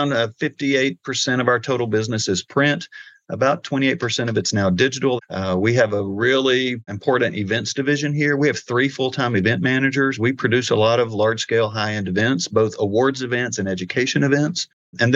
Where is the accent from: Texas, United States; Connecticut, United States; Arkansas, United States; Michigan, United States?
Arkansas, United States; moved away as an adult; also born or lived in Missouri / Colorado; I'm from Arkansas, so I was born and raised here.